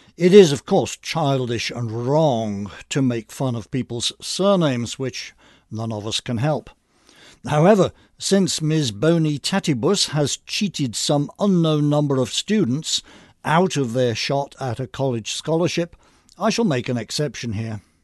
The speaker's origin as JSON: {"language": "English", "region": "England", "country": "United Kingdom", "tie": "born or raised there", "moved": "yes", "lives_now": "United States", "said": "like me, was born in England. An anti-immigration immigrant"}